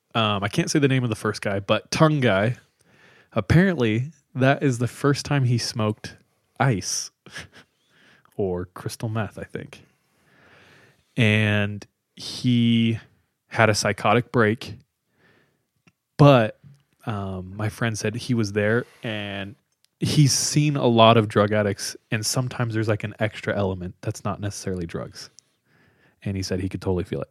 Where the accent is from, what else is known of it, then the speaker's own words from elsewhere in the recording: California, United States; I grew up with him in California